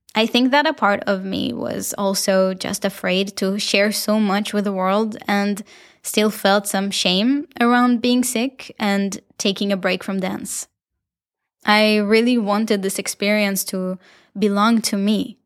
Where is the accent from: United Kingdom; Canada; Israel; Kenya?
Israel; accent: Israeli; my beautiful Israeli accent